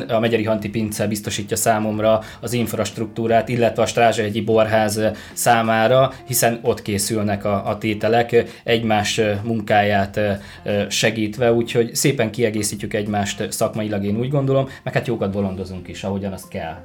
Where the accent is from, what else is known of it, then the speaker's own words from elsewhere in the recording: Borsod-Abaúj-Zemplén, Hungary; moved away; én Borsodabói Zemplén megyéből származom